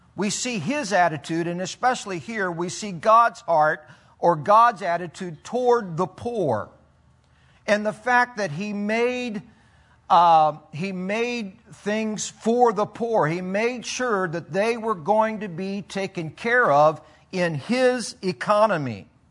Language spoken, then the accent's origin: English; Philippines; I grew up in the Philippines and then spent 28 years as a missionary